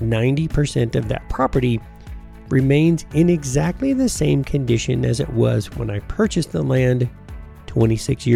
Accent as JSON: {"language": "English", "country": "United States", "tie": "born or raised there", "also_born_or_lived": "Tennessee / Georgia / Colorado", "said": "I grew up in Tennessee and Georgia"}